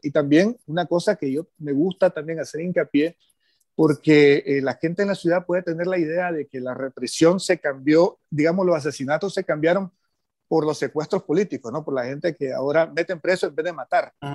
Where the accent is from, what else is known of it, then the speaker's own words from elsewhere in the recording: Nicaragua; hemos tenido como sociedad nicaragüense